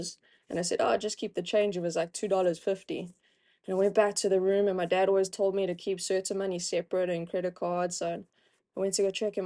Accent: South Africa; Growing up in South Africa, obviously cricket's a big sport

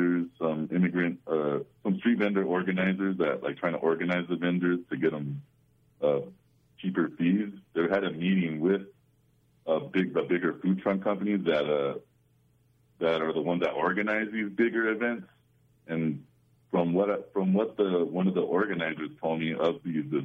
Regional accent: Southern California, United States; I grew up in Southern California

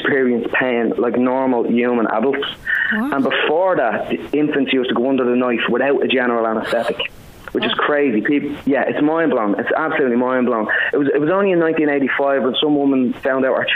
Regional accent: Dublin, Leinster, Ireland; also born or lived in Finglas, Dublin; I was born in Finglas, actually, originally. I lived most of my life in Ladyswell

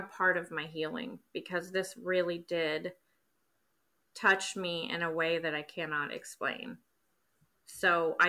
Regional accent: Wichita, Kansas, United States; I'm from Wichita, Kansas.

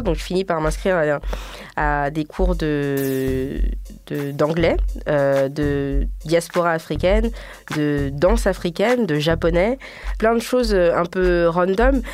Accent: Guinea; moved away as an adult; je suis guinéenne.

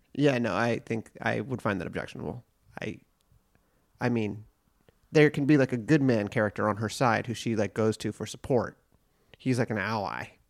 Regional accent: United States; I'm American.

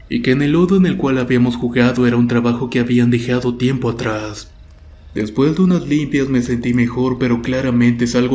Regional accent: Guaymas, Sonora, Mexico; Muchas gracias por escuchar mi historia. … soy originaria de Guaymas, Sonora.

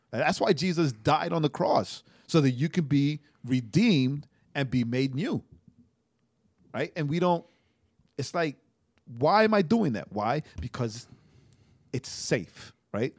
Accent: New York, United States; moved away; I'm from New York

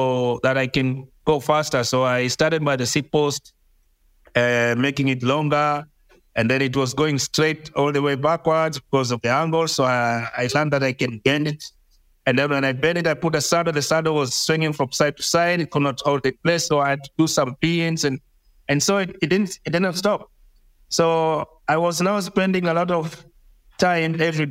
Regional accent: Mombasa, Mombasa County, Kenya; I grew up in Mombasa

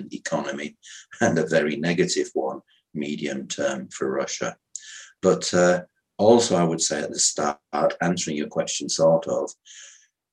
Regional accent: United Kingdom; moved away as an adult; now in Vienna, Austria; I'm a British national, but I've been living in Austria for 38 years

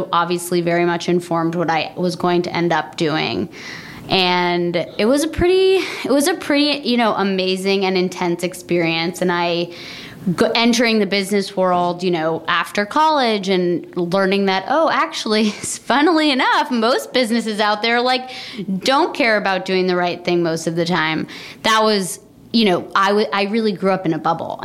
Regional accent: Vermont, United States; also born or lived in New York City, United States; now in New York, United States; I grew up in Vermont

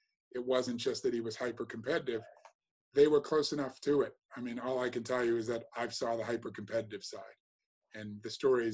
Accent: Massachusetts, United States; accent: American; moved away as an adult; also born or lived in North London; now in London, United Kingdom; I grew up in Massachusetts, it's highly Democratic

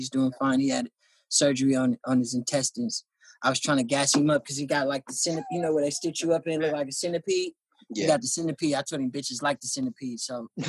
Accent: Philippines; I still eat pork. I'm Filipino. It's hard to quit.

